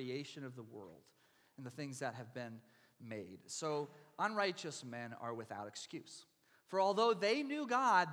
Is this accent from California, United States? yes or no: no; Texas, United States; now in Oregon, United States; I come from Texas, and we have real Texas-sized storms and tornado warnings every spring